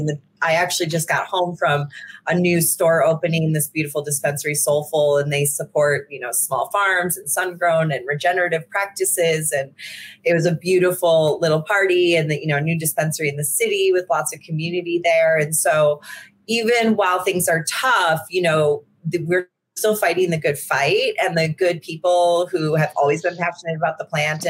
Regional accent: Chicago, Illinois, United States; moved away as an adult; now in Marin County, United States; I'm originally from Chicago, and it wasn't like that where I grew up

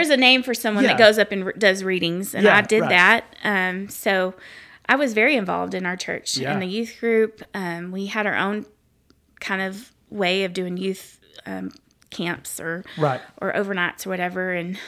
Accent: Lake Jackson, Texas, United States; also born or lived in Athens, Texas; And growing up, we moved from Athens, Texas to Lake Jackson, and I got into a softball group of friends

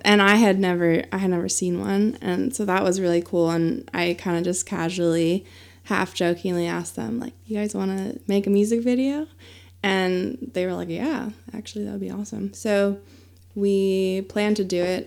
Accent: Pennsylvania, United States; moved away as an adult; now in Asheville, United States; I did have a band that I played with in my hometown in Pennsylvania.

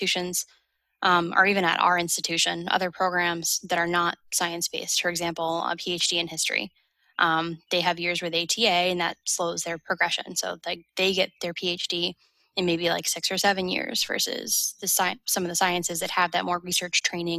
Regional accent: New England, United States; moved away; I'm from New England, so I wanted to be a quick plane ride from home

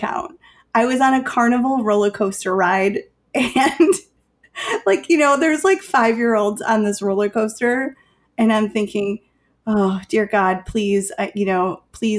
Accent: Chicago, Illinois, United States; I'm from Chicago

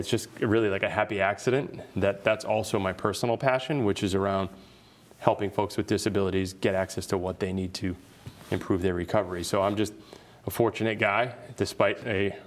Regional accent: Boston, Massachusetts, United States; I grew up in the Boston area. I played hockey at Catholic Memorial right down the street in West Roxbury

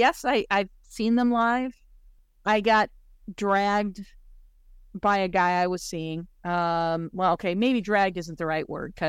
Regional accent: Aurora, Illinois, United States; I grew up in Aurora, Illinois, where a major air traffic control center is located.

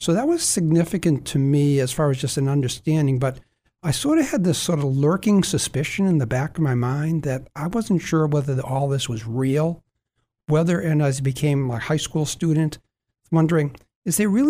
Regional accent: Weymouth, Massachusetts, United States; also born or lived in Braintree, Massachusetts / Chicago / Australia; I grew up in the South Shore of Boston, Braintree, and then Weymouth

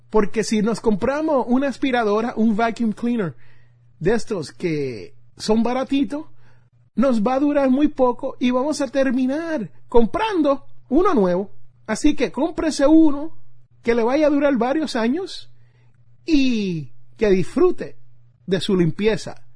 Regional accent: Puerto Rico; cuando yo jugaba béisbol allá en mi isla de Puerto Rico y necesitaba un guante de béisbol, como le decimos nosotros allí en mi barrio, un guante de pelota.

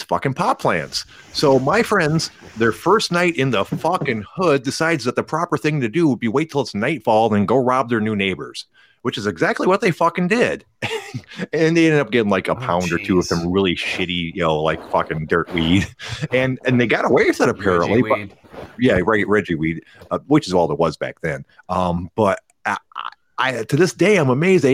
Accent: near Pontiac, Michigan, United States; I grew up near Pontiac

